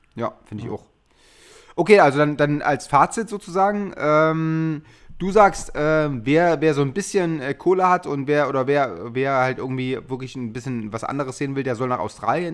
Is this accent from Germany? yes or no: yes; Chemnitz, Saxony, Germany; born or raised there